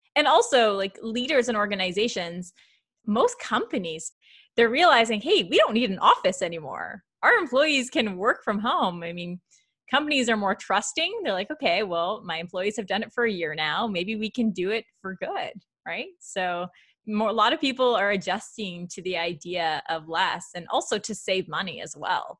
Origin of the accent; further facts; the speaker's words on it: Canada; I'm very Canadian